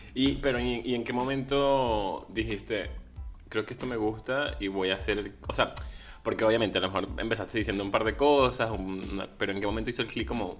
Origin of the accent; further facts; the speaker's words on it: Venezuela; moved away; Soy venezolano, emigrante